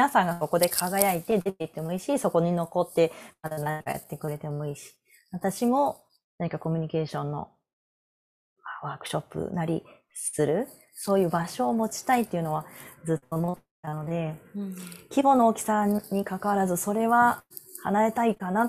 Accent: Osaka, Japan; now in Nara, Japan; まあ、たまたま自分が大阪育ってな

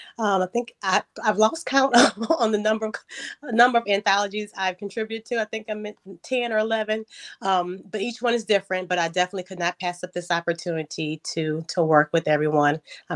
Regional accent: Louisiana, United States; I am from Louisiana as well.

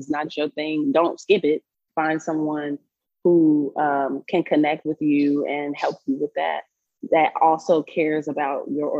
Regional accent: Chicago, Illinois, United States; moved away as an adult; now in Colorado, United States; I'm originally from Chicago

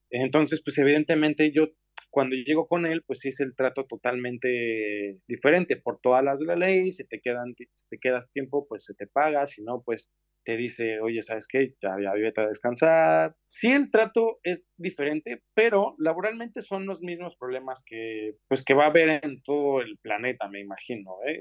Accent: Mexico City, Mexico; moved away as an adult; now in Barcelona, Spain; yo soy de la Ciudad de México

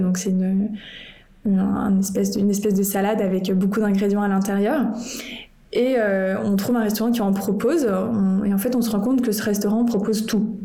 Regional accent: France; en tant que Français

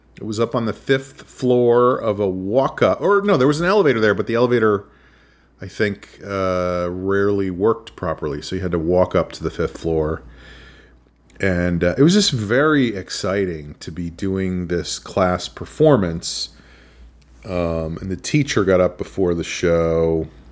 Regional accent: New Rochelle, New York, United States; I went to summer school at Iona College in my hometown of New Rochelle

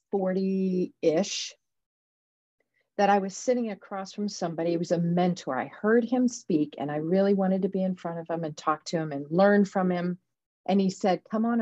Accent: Defiance, Ohio, United States; I was born in Defiance. And that is a little town in Ohio.

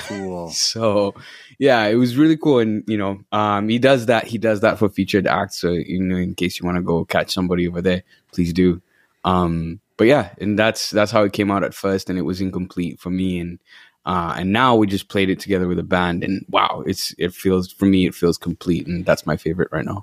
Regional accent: Uganda; moved away as an adult; also born or lived in Washington D.C., United States; now in Kenosha, United States; I'm from Uganda, born and raised

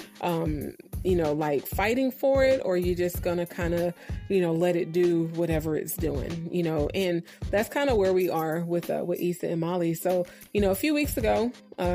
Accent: Oakland, California, United States; moved away as an adult; also born or lived in Virginia; the Oakland that I grew up in.

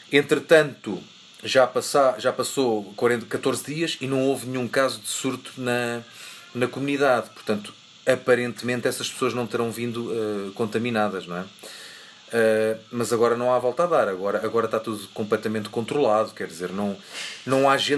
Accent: Bogotá, Colombia; Portuguese is a second language; Olá, eu sou … e sou colombiana. Estou a ouvir o podcast em Bogotá

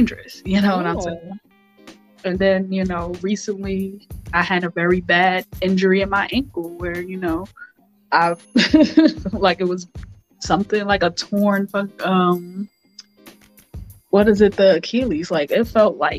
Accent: New York City, New York, United States; I'm from the Bronx

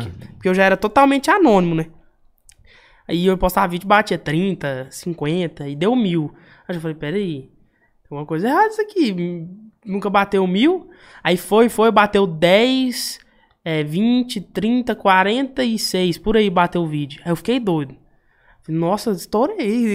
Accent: Uberlândia, Minas Gerais, Brazil; eu sou lá do Berlândia, né? crescido e. Nascido e crescido no Berlândia

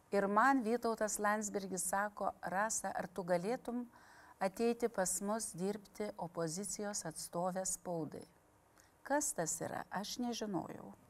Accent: Panevėžys, Panevėžys County, Lithuania; also born or lived in Tytuvėnai / Pasvalys; Šiaip aš esu panevežėti, tilta galiuose mano babytė gyveno ir ten mano tėviškė

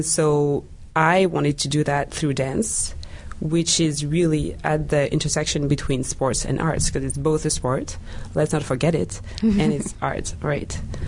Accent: France; English is a second language; also born or lived in Central African Republic; now in Canada; I was born in the Republic of Central Africa, and I was raised in France. So I have like two identities, let's say.

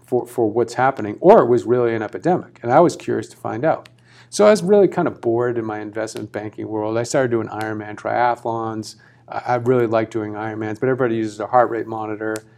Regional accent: Massachusetts, United States; moved away; I'm from Massachusetts originally

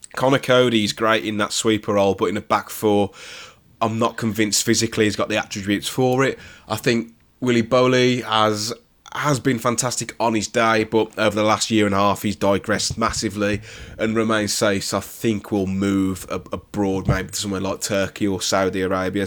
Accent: West Bromwich, West Midlands, United Kingdom; I'm born and, born and raised in West Bromwich

